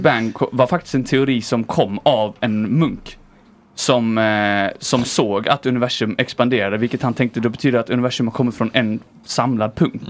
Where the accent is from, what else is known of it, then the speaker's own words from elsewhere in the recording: Viken, Skåne, Sweden; Jag växte upp i en liten eh, plats eh, utanför Höganäs som heter Viken.